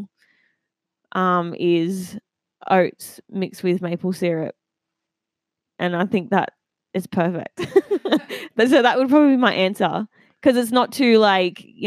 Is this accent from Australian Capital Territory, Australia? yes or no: no; Maitland, New South Wales, Australia; I grew up in the Maitland area.